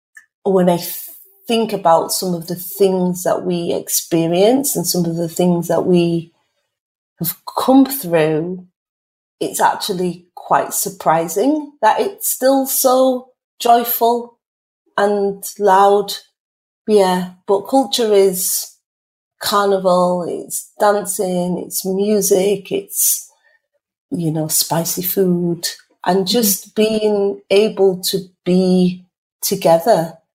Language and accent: English; Leeds, Yorkshire and the Humber, United Kingdom; For me, culture, I'm Caribbean. My parents are from St. Kitts and Nevis. I grew up in Chapeltown in Leeds.